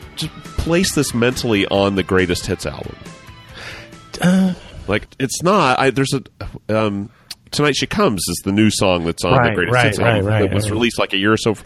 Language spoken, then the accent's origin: English; United States; I'm an American white male